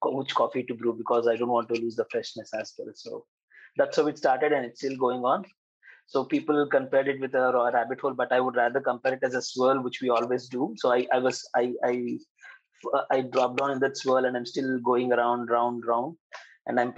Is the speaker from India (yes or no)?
yes; Hyderabad, Telangana, India; I'm from Hyderabad.